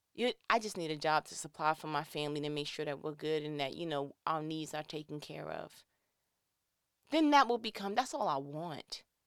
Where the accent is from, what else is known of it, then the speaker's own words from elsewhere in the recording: New York, United States; I'm from New York